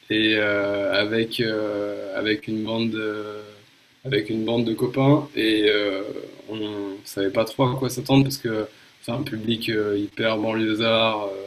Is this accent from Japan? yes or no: yes; Japan; moved away; J'ai été marqué, je pense, par deux trucs. Euh, mon enfance au Japon